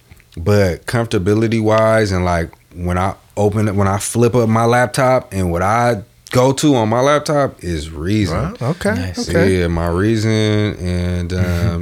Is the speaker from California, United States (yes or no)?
yes; the Bay Area, California, United States; we're from the Bay. This is a big city area.